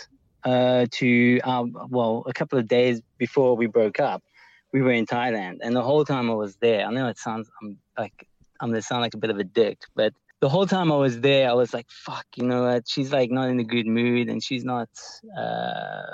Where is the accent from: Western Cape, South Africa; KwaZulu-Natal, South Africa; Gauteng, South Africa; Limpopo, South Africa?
Western Cape, South Africa; Cape Town; in Cape Town, because I'm from Cape Town